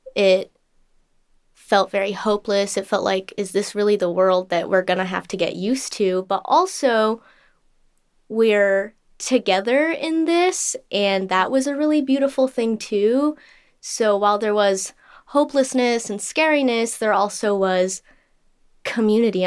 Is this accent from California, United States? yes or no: yes; Southern California, United States; I grew up in Southern California my entire life